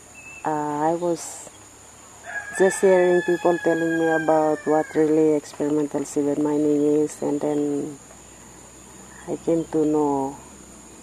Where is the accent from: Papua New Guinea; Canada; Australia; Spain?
Papua New Guinea; Karkar Island, Madang Province; I'm from Kavala Village on Karkar Island in PNG